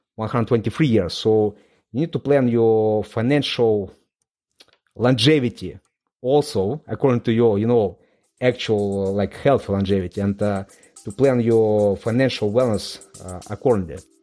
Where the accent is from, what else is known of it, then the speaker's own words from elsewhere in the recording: Moldova; English is a second language; moved away as an adult; now in London, United Kingdom; I was born in Moldova. It's a very small country in, in Eastern Europe.